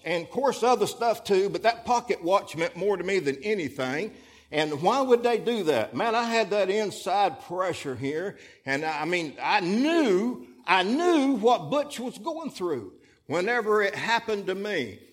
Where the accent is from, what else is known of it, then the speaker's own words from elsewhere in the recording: Florida, United States; moved away as an adult; also born or lived in Fort Pierce, Florida; now in Alabama, United States; we was born and raised in Florida